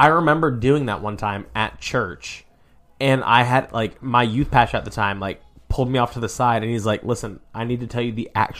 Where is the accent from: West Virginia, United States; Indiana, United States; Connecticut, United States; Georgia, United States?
Connecticut, United States; moved away; so I'm also from the north. I'm from Connecticut.